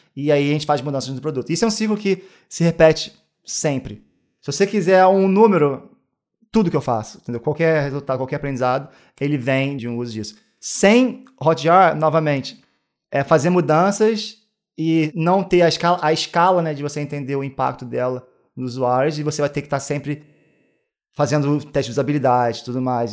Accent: Niterói, Rio de Janeiro, Brazil; moved away as an adult; now in Amsterdam, Netherlands; Sou de Niterói

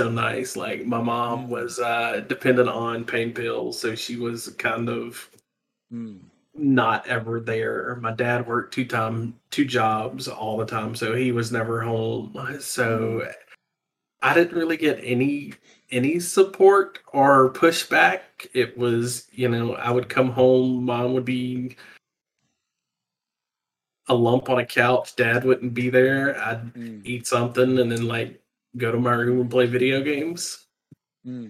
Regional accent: South Georgia, United States; also born or lived in southern US states; I'm from the southern US. I grew up in South Georgia

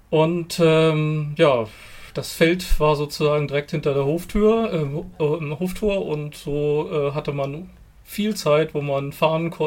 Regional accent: Lower Saxony, Germany; komme aus der wunderschönen Hildesheimer Börde. Ganz flach, viel Ackerland und ähm, da bin ich auf dem Bauernhof groß geworden, den meine Familie seit vielen Generationen betreibt.

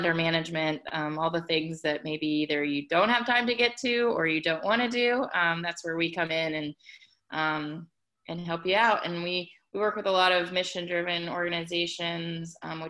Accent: Ohio, United States; now in Atlanta, United States; I am based in Atlanta, Georgia, but I'm originally from Ohio

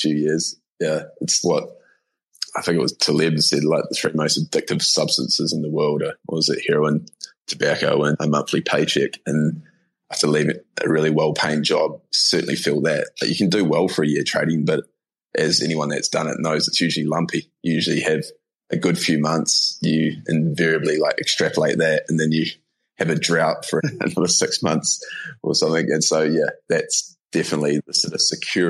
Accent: New Zealand; accent: Kiwi; moved away as an adult; also born or lived in Australia; now in Bali, Indonesia; I'm a Kiwi, in case anyone can't pick up from the accent. Grew up on a farm in New Zealand

